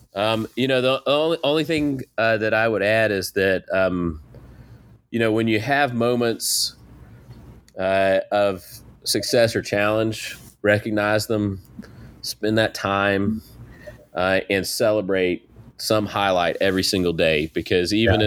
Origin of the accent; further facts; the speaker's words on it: Eastern North Carolina, United States; I grew up in East North Carolina